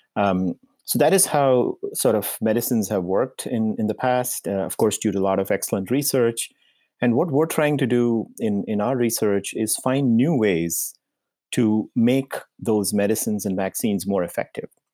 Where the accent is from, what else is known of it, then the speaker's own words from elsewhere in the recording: India; moved away as an adult; also born or lived in Indiana, United States / Massachusetts, United States; I was born in India, and I, uh, spent, uh, the first part of my life until my, um, undergraduate degree, uh, in India.